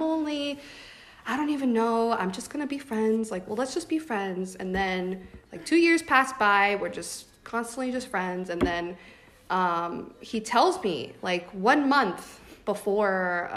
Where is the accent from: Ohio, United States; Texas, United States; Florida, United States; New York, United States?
Florida, United States; now in California, United States; I'm from Florida